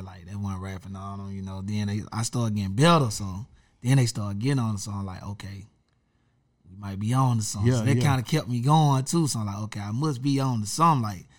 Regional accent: Meridian, Mississippi, United States; moved away as an adult; now in Atlanta, United States; I'm from Meridian.

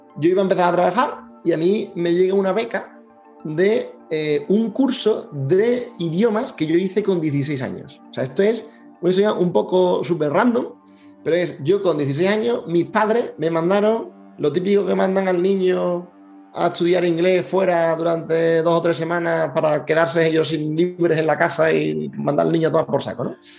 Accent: Seville, Andalusia, Spain; soy de Sevilla, es una cosa importante de mí

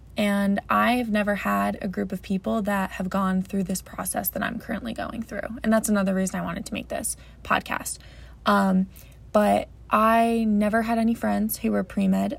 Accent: New Jersey, United States; I am 22 years old, I'm from New Jersey.

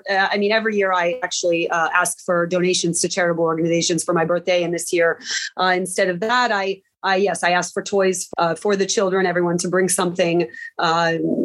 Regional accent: United States; now in Poland; I'm from the States

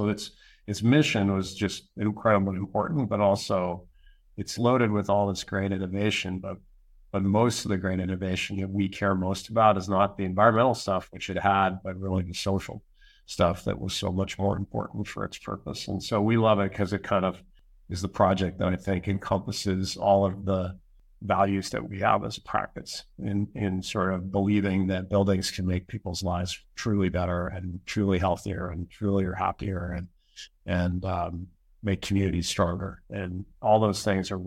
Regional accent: Western Canada, Canada; also born or lived in United States; I'm Canadian. I'm up here in Western Canada.

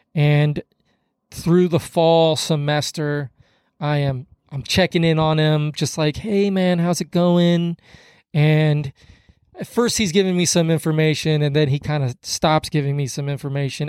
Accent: Kansas City, United States; moved away as an adult; also born or lived in Hutchinson, Minnesota; I'm from Kansas City

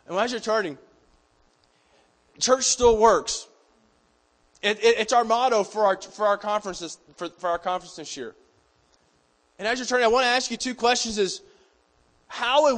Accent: Georgia, United States; moved away as an adult; now in Colorado, United States; a Georgia boy who grew up in the boonies of Georgia? I grew up on Hog Mountain Road between Possum Creek and Dry Pond.

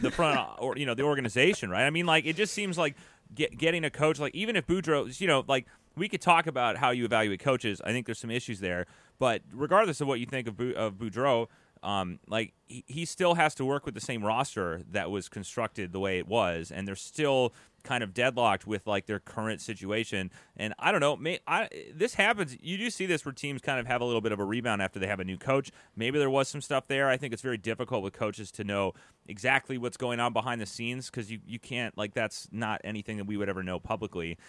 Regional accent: United States; we're American here.

